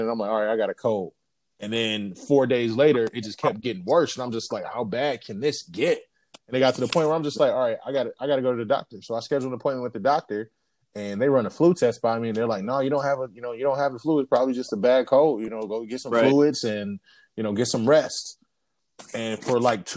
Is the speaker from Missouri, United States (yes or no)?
no; Detroit, Michigan, United States; I'm from Detroit